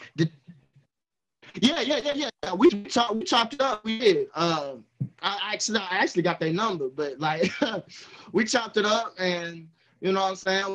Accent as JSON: {"language": "English", "town": "Somerville", "region": "Alabama", "country": "United States", "said": "I'm from Somerville, Alabama"}